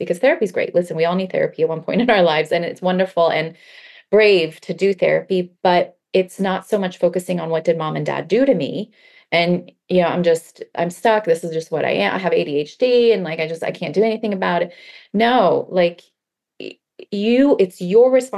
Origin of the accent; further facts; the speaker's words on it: Baltimore, Maryland, United States; English is a second language; moved away as an adult; now in California, United States; I grew up in Baltimore, Maryland